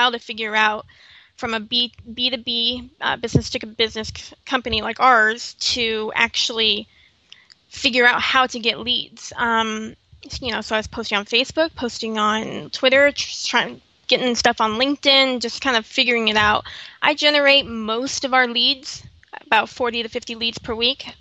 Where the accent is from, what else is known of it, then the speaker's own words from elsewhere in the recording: Los Angeles, California, United States; moved away as an adult; I moved out here from Los Angeles, which I'm from, born and raised